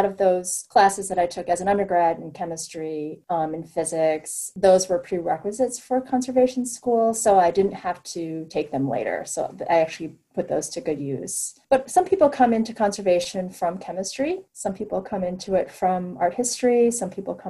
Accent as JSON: {"language": "English", "region": "Midwest", "country": "United States", "tie": "born or raised there", "moved": "yes", "said": "I grew up in the Midwest in a large town that, you know, didn't have an art museum"}